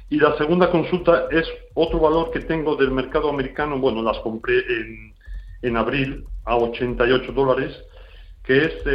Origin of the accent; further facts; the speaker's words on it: Ukraine; Spanish is a second language; Yo, perdonar mi idioma, ello. ¿eh? Mm. Soy de Ucrania, bueno.